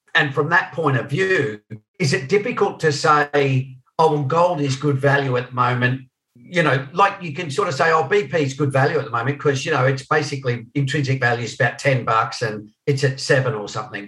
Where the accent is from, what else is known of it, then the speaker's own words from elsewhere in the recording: Australia; I'm the only Australian here